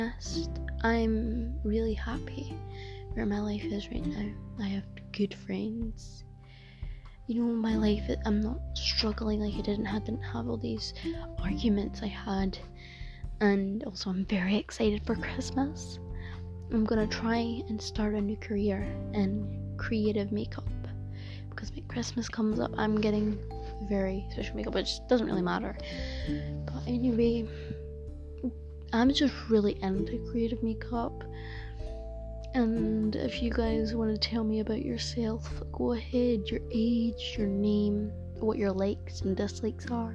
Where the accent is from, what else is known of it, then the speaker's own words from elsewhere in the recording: Scotland, United Kingdom; I am from Scotland and I'm 13